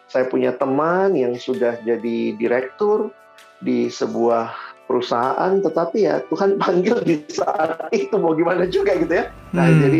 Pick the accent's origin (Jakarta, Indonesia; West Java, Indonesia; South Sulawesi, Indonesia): South Sulawesi, Indonesia; Makassar; saya anak daerah saya dari Makassar